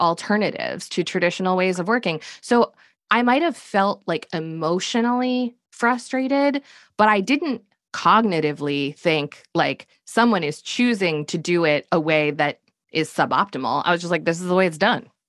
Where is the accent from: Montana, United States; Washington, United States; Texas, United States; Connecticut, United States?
Connecticut, United States; also born or lived in Manhattan, New York; now in Durham, North Carolina, United States; I grew up in Connecticut and then I lived in Manhattan for a decade. And then we decamped to Durham, North Carolina about 10 years ago